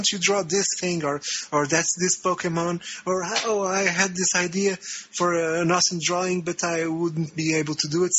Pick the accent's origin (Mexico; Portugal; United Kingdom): Portugal; moved away as an adult; now in Brazil; I am from Portugal, and I am currently living in Brazil